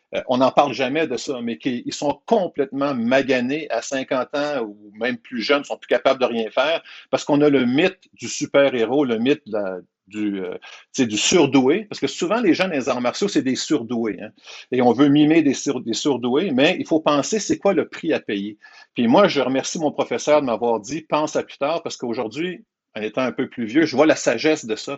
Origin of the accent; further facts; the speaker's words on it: Quebec, Canada; Je suis un Québécois qui vit au Québec